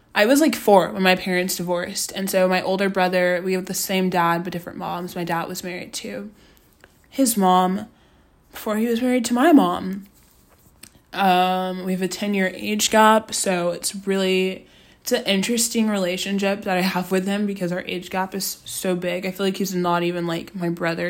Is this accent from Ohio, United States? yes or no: no; Austin, Texas, United States; moved away as an adult; now in Los Angeles, United States; I'm from Austin, Texas. Um, went to Austin High School